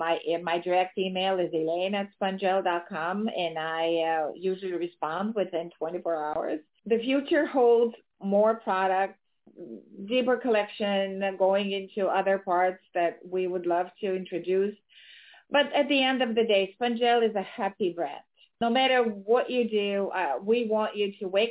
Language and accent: English; Ukraine; now in United States; being born and raised in Ukraine and immigrating to the United States early on in my life